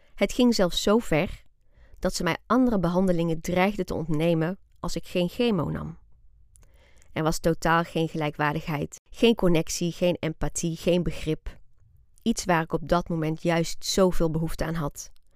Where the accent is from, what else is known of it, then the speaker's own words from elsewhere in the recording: Breda, North Brabant, Netherlands; Wij wonen in Breda. En daar heb ik eigenlijk mijn hele leven gewoond